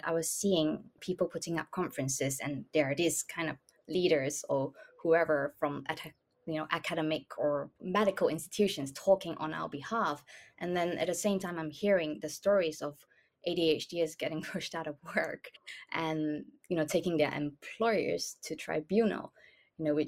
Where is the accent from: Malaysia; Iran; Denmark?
Malaysia; moved away; I grew up in Malaysia